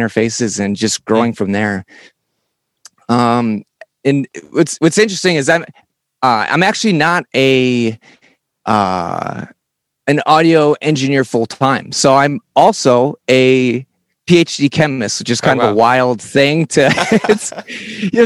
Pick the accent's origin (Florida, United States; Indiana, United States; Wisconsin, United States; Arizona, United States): Wisconsin, United States; moved away as an adult; now in Washington, D.C., United States; I grew up in the Midwest. So Wisconsin, like Chicago